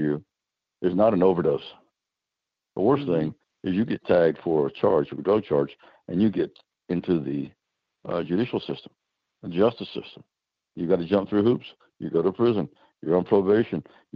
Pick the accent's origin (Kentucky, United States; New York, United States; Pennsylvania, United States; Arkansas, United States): Kentucky, United States; Eastern; I'm from Eastern Kentucky